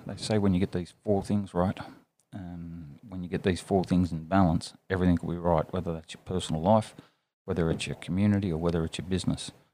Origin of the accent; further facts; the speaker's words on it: Armidale, New South Wales, Australia; also born or lived in Sydney; grew up in Armidale. Well, I did my primary school years there and then high school in uh, Sydney